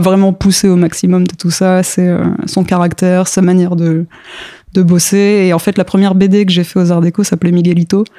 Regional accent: Paris suburbs, Île-de-France, France; born or raised there; also born or lived in Mitla, Mexico / Strasbourg, France

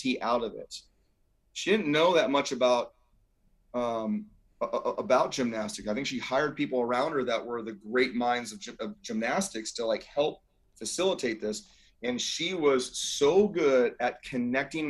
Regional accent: Scotts Valley, California, United States; I'm a kid from Scotts Valley

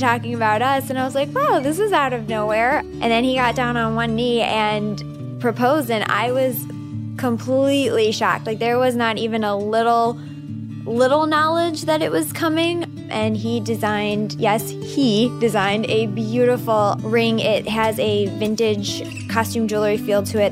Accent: Northwest Indiana, United States; Growing up in Northwest Indiana

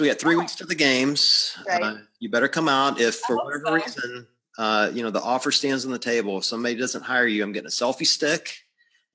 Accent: the South, United States; I'm from the South, so I've been to gyms in the South

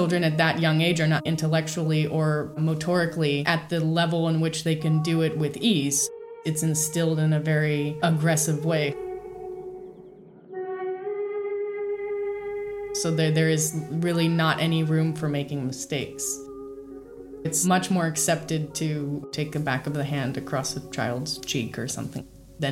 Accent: San Francisco Bay Area, California, United States; also born or lived in Braila, Romania; from age 4, I moved to the San Francisco Bay Area.

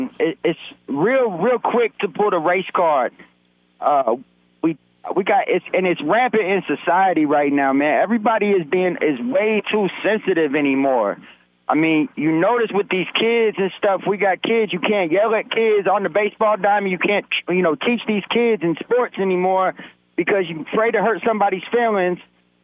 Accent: Chicago, Illinois, United States; And like I said, I'm from Chicago. I'm in the South Side. I'm a White Sox fan.

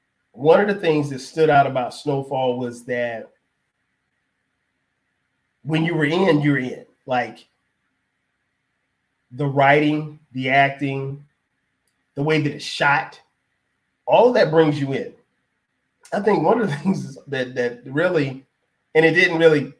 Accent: Florence, South Carolina, United States; I grew up in South Carolina, Florence, South Carolina, to be specific

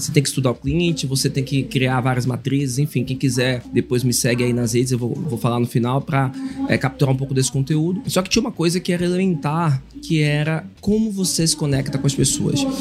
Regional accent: Bahia, Brazil; sou baiano, dá pra perceber, sou teropolitano

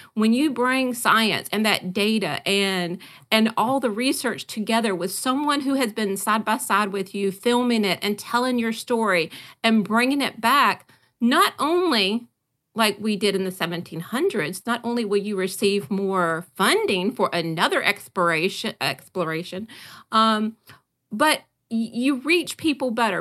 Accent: Great Dismal Swamp, North Carolina, United States; I was raised near the Dismal Swamp, the Great Dismal Swamp in North Carolina.

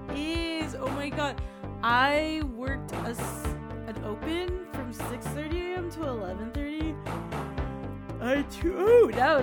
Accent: Fairfield, California, United States; now in Oakland, United States; I grew up in Fairfield.

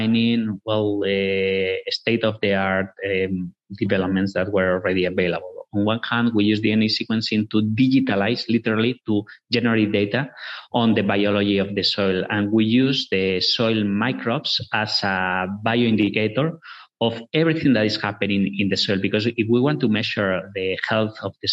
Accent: northwest Spain, Spain; moved away; We're originally from Spain, from the northwest of Spain, a rural area where agriculture, corn and sugar beets are very important.

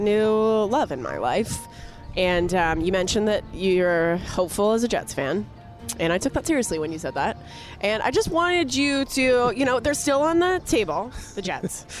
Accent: Canada; I grew up watching hockey in Canada

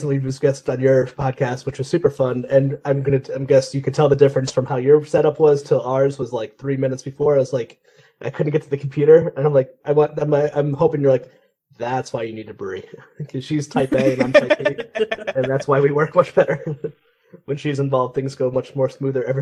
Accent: Northeast, United States; I am Italian, but I grew up in the Northeast

